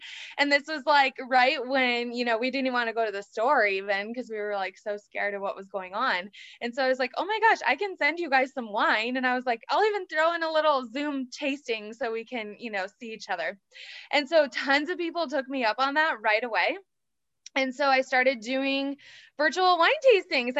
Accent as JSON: {"language": "English", "region": "Michigan", "country": "United States", "tie": "born or raised there", "moved": "as an adult", "lives_now": "Kansas City, United States", "said": "I was born and raised in Michigan"}